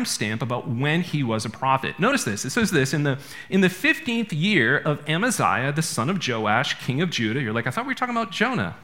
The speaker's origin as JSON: {"language": "English", "region": "Maine", "country": "United States", "said": "I'm from Maine."}